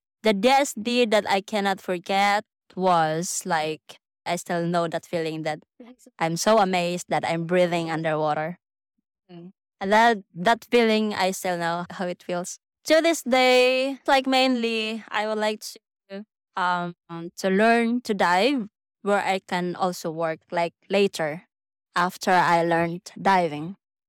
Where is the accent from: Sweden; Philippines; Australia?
Philippines; Mindanao; Well, I'm originally from Mindanao, but I moved here last year.